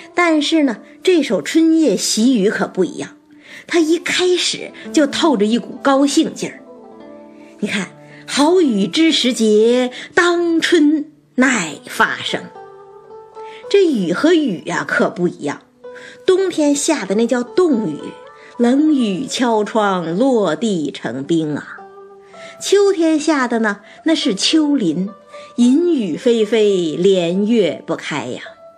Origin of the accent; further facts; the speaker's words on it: China; 咱们中国人是喜欢谦谦君子，温润如玉啊